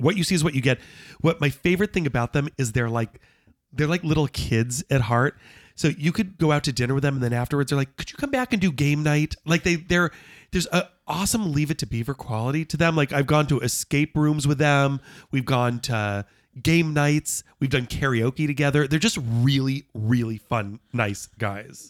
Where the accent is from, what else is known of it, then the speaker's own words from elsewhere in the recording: Los Angeles, California, United States; moved away as an adult; also born or lived in Knoxville; growing up in Los Angeles with not a single member of my family in, in the entertainment